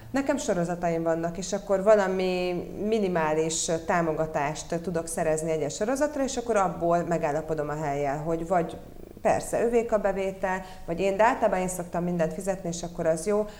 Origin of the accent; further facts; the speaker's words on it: Budapest, Hungary; also born or lived in Rome; ide születtem Budapestre